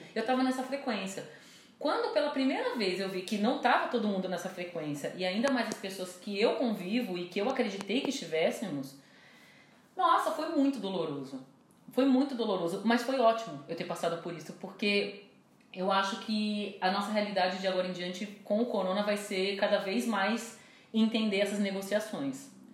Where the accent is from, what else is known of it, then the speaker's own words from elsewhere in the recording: Brazil; enquanto brasileira